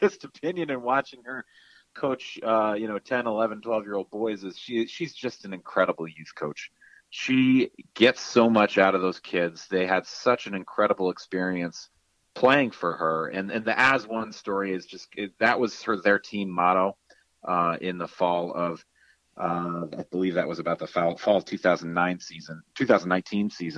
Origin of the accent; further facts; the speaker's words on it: Canton, New York, United States; I grew up here in Canton, and then I went to St. Lawrence as a townie.